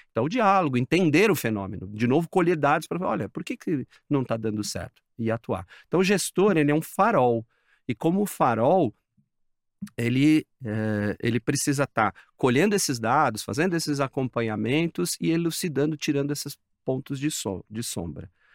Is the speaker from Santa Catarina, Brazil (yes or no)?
no; São Paulo, Brazil; É eu sou aqui de São Paulo